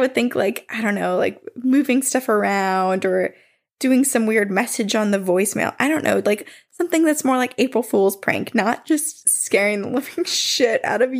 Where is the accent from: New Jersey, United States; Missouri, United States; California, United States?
New Jersey, United States; So I grew up in South Jersey in a house built in the 1800s.